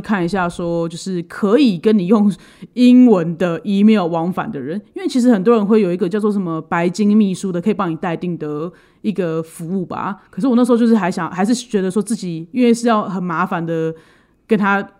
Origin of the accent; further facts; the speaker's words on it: Taiwan; 而且就是你要注意，我们台湾人很多人不吃牛啊。